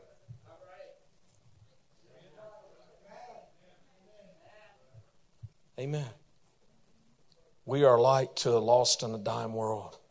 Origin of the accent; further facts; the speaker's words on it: the South, United States; I'm from the South